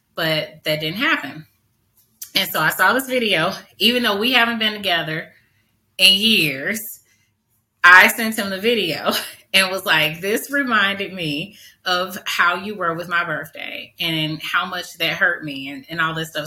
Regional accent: St. Louis, Missouri, United States; I grew up in North St. Louis in the 80s

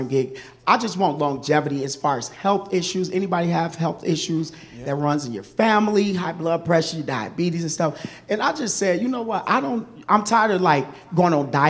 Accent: Kalamazoo, Michigan, United States; also born or lived in Chicago, Illinois; My family actually transitioned to Michigan, which I met Pastor Andrew. Kalamazoo, Michigan, so I was really raised in Kalamazoo

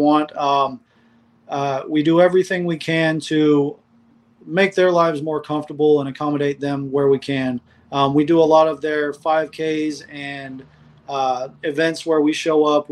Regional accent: Polk County, Florida, United States; also born or lived in Minnesota; now in Tampa, United States; I'm originally from Polk County

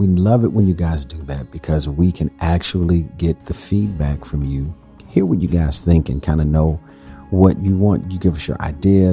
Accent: Chicago, Illinois, United States; I am from Chicago

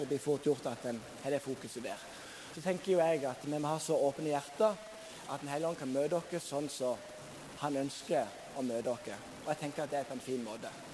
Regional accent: Sokndal, Rogaland, Norway; now in Bergen, Norway; der jeg kommer fra, Sokndal, plassen jeg kommer fra

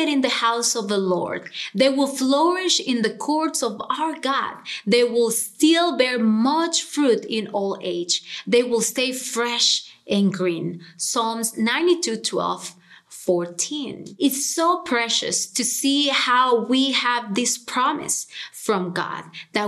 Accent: Honduras; moved away as an adult; now in Cincinnati, United States; I am originally from Honduras and I moved to Cincinnati almost 10 years ago

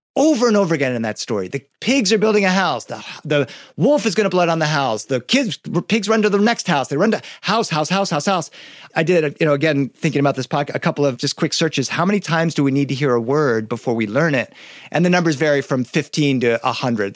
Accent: Boston, Massachusetts, United States; I was born in Boston

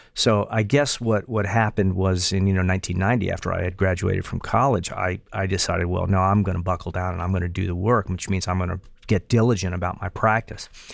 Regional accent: Morgantown, West Virginia, United States; moved away as an adult; also born or lived in Knoxville, Tennessee; my hometown in Morgantown, West Virginia

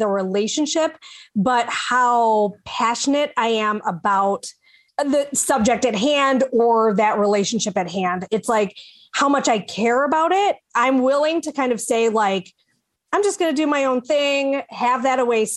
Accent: Chicago, Illinois, United States; also born or lived in Michigan; I am originally from Chicago and moved to Michigan briefly, and now I'm back in Chicago.

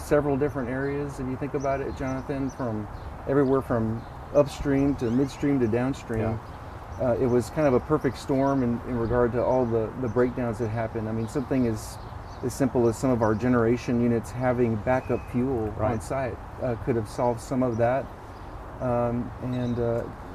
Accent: San Antonio, Texas, United States; here in my hometown

